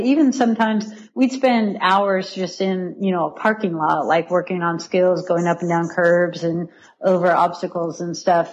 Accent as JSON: {"language": "English", "town": "Riverside", "region": "California", "country": "United States", "tie": "born or raised there", "moved": "as an adult", "lives_now": "Chattanooga, United States", "said": "I grew up in Riverside, California"}